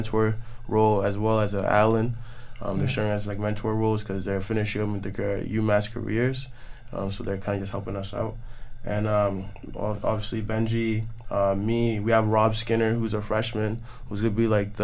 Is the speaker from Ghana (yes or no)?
yes; Ghana; me coming as a Ghanaian freshman last year